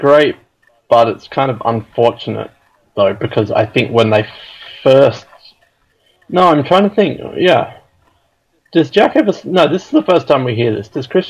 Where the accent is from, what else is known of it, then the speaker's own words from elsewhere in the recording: Australia; guys, we're Australian.